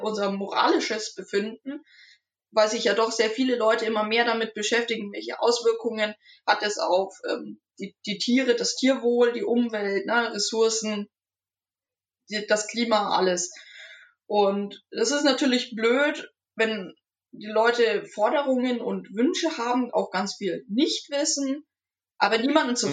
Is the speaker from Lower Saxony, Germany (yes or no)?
no; Nuremberg, Bavaria, Germany; ich bin in Nürnberg aufgewachsen, genau gesagt im Knoblauchsland, also im Nürnberger Norden